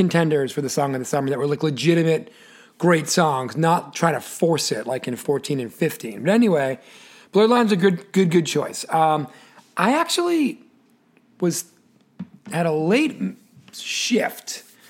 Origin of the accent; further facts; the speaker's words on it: Massachusetts, United States; especially when you're growing up in Massachusetts